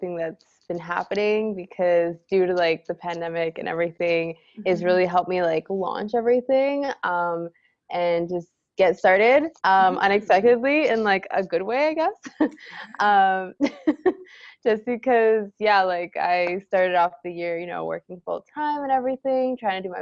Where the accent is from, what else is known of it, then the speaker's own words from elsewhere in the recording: Canada; we're Canadian